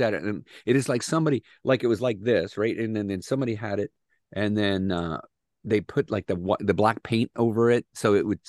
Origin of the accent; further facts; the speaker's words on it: Midwest, United States; And I grew up in the Midwest